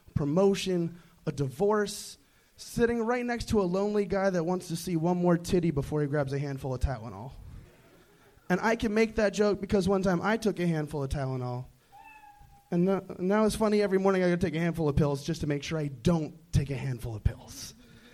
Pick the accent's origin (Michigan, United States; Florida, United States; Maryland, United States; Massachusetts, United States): Massachusetts, United States; Boston; Boston, Massachusetts.